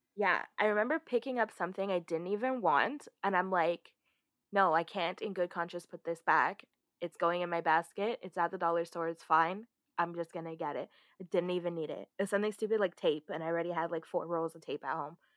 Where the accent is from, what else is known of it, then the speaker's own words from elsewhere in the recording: Canada; we're Canadian